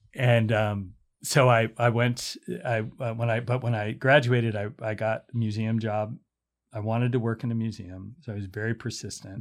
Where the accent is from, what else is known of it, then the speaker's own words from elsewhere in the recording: Pittsburgh, Pennsylvania, United States; moved away; also born or lived in Iowa / Philadelphia / Chicago; I grew up in Pittsburgh